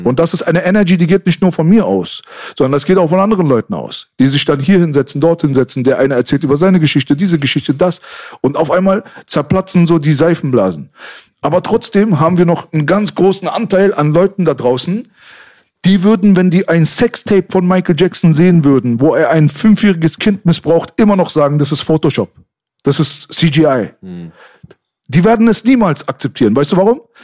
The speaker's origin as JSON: {"language": "German", "region": "Berlin", "country": "Germany", "said": "uns Berlinern"}